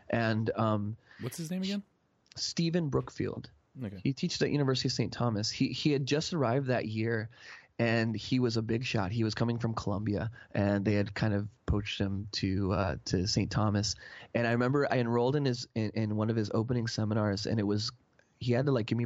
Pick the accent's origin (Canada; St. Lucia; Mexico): Mexico; I grew up playing soccer in Mexico on the streets